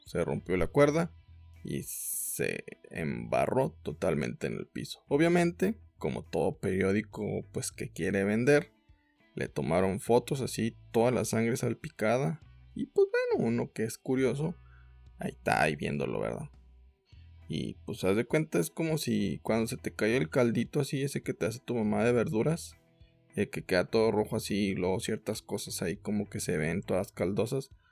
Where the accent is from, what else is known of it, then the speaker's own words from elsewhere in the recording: Mexico; como mexicanos